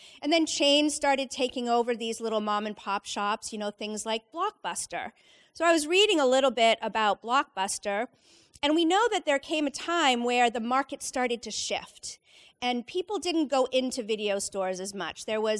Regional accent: Leominster, Massachusetts, United States; I was probably midway through high school growing up in Central Mass in Leominster.

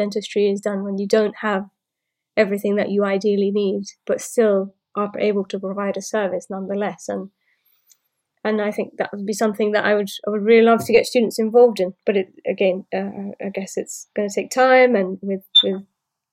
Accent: London, United Kingdom; moved away as an adult; now in Portsmouth, United Kingdom; And I also live in London, or I came from London

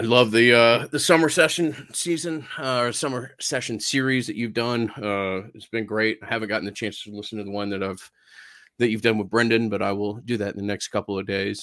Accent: Atlanta, Georgia, United States; growing up in Atlanta

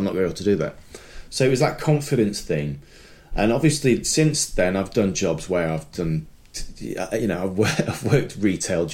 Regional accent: Sheffield, Yorkshire and the Humber, United Kingdom; I grew up in Sheffield

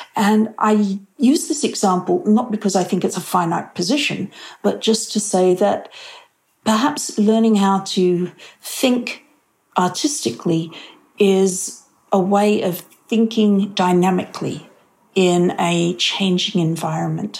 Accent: Australia; moved away as an adult; also born or lived in Sydney, Australia; now in Pleasanton, United States; being an Australian overseas

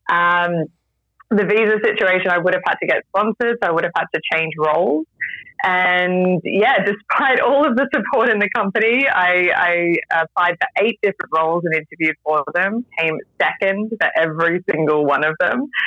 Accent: Australia; accent: a complete blend; also born or lived in Vancouver, Canada / London, England; now in Japan; So Australia originally, but I've also lived in Vancouver, Canada, and London, England before Japan. So my accent is a complete blend.

